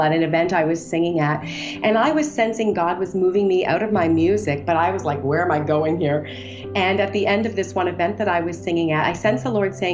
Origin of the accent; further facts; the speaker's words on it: Canada; moved away as an adult; now in United States; I'm from Canada, which is kind of fun. I've lived in the U.S. for 20 years